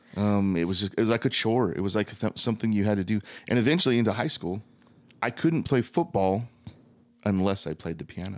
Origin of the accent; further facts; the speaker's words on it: Thatcher, Arizona, United States; also born or lived in Gilbert, Arizona; I was born and raised in mostly Thatcher